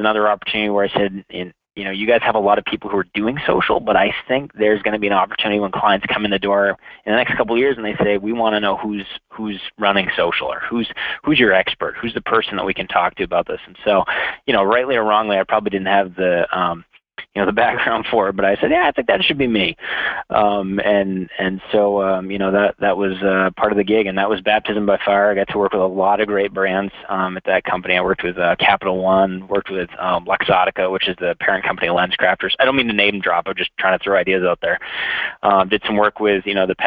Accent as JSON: {"language": "English", "region": "Central Maine", "country": "United States", "moved": "as an adult", "lives_now": "Minneapolis, United States", "said": "I'm from New England originally, so I'm from Central Maine."}